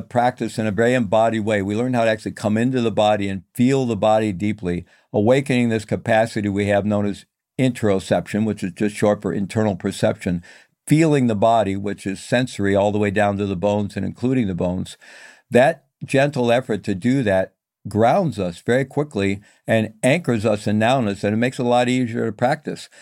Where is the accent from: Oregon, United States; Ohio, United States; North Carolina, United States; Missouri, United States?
Missouri, United States; I'm from Missouri, you know, the show me state